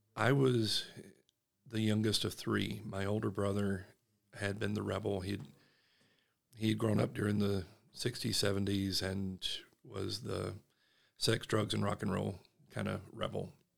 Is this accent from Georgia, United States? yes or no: yes; Statesboro, Georgia, United States; accent: Southern; moved away as an adult; now in Utah, United States; I grew up in the heart of the Bible Belt. I'm from Statesboro, Georgia, a small town.